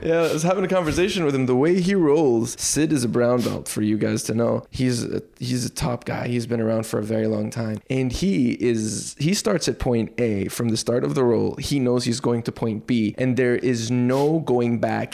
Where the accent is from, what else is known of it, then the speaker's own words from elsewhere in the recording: Dukhan, Al Shahaniya, Qatar; Although I grew up here in the Middle East, but I grew up within a Western community in Dukhan on the West Coast